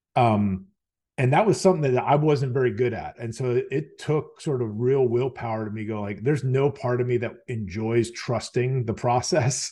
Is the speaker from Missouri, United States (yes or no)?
no; Virginia, United States; born and raised in Virginia, um, spent most of my life here